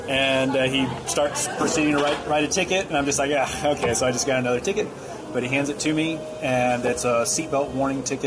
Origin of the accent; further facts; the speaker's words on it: East Coast, United States; moved away; also born or lived in Maryland / North Carolina; I grew up on the East Coast